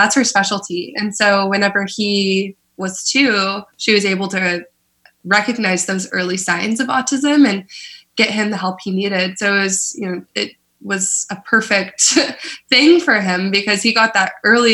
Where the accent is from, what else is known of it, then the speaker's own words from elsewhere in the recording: Oklahoma, United States; moved away as an adult; now in San Francisco, United States; I am originally from Oklahoma